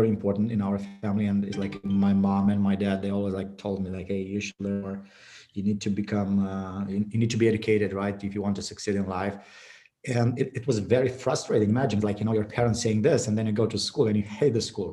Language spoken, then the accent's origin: English; Bacău, Bacău County, Romania; born or raised there